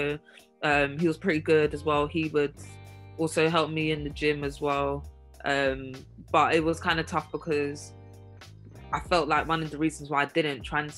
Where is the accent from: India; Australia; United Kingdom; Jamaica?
United Kingdom; England; moved away as an adult; also born or lived in Chicago; being English